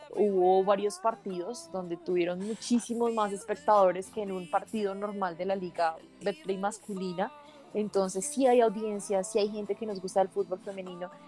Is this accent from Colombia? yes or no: yes; Colombia; como colombianos